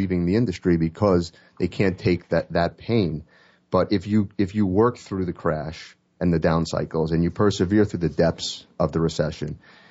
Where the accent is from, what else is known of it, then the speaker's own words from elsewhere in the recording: New York City, New York, United States; I'm from Manhattan